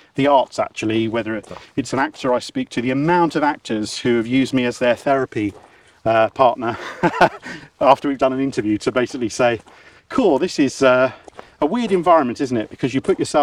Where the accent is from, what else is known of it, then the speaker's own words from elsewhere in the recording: Dover, South East England, United Kingdom; I'm a kid from Dover